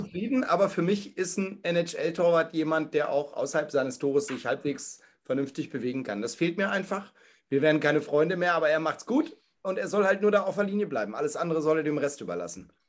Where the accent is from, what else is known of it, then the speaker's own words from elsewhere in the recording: Hanover, Lower Saxony, Germany; ich komme aus Hannover